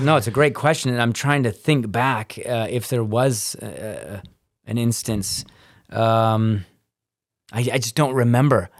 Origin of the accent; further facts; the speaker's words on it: Hamilton, Ontario, Canada; I was this kid from Hamilton